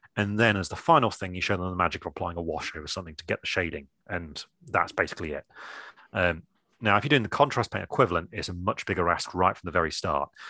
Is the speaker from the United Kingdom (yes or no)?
yes; England, United Kingdom; I'm English